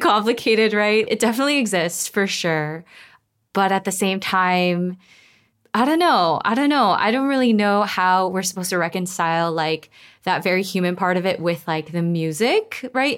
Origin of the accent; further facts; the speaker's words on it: Los Angeles, California, United States; I grew up in Koreatown in Los Angeles